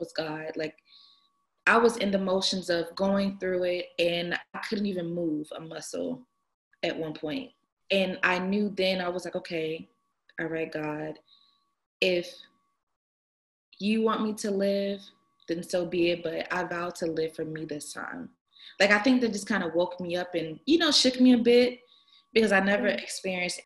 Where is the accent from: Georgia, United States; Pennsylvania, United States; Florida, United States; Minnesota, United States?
Georgia, United States; Atlanta; I am from Atlanta